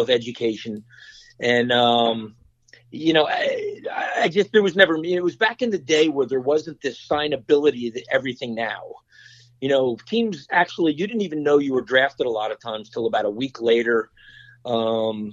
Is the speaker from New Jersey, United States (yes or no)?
yes; Normandy Beach, New Jersey, United States; I grew up in Normandy Beach.